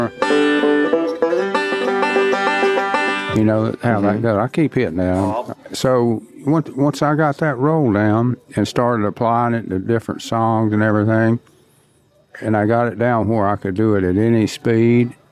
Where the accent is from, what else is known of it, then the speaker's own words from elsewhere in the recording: Monroe, North Carolina, United States; I'm from North Carolina, Monroe, to be exact